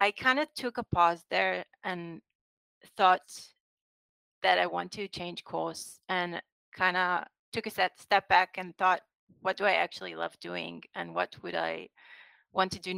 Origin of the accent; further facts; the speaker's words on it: Rosh HaAyin, Central District, Israel; I grew up in Roshain, which is like most places in central Israel.